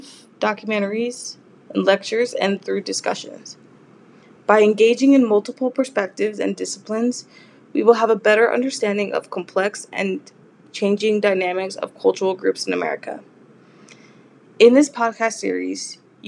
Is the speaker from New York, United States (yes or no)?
no; Los Angeles, California, United States; moved away as an adult; now in San Jose, United States; I was born and raised in Los Angeles, California